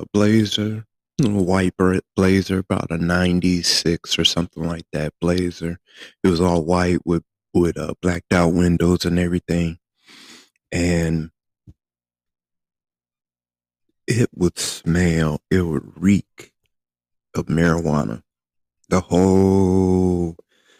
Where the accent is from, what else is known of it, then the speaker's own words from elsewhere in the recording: Flint, Michigan, United States; moved away as an adult; I was from Flint, Michigan